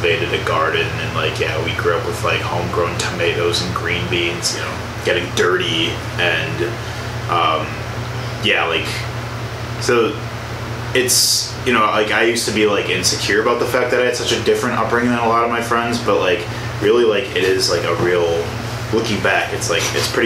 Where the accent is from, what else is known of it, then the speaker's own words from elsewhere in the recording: Tinley Park, Illinois, United States; moved away; I'm actually from Illinois as well